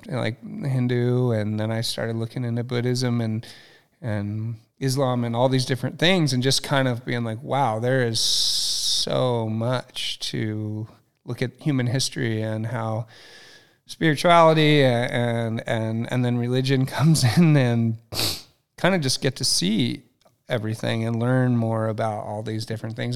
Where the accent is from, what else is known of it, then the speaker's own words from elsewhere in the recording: Ojai, California, United States; also born or lived in Ventura; I'm Ojai. So I grew up in Ventura, Ojai.